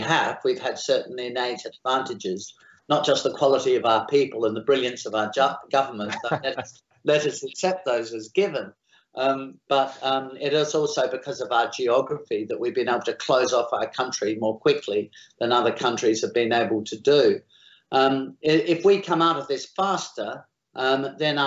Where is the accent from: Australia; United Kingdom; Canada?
Australia; I am Australian